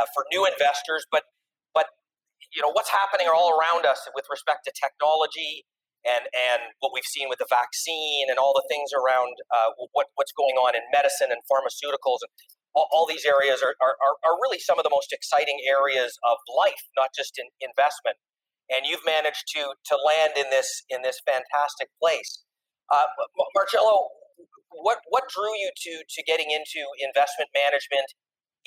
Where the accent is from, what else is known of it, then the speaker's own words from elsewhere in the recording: Beaconsfield, Quebec, Canada; I grew up in Beaconsfield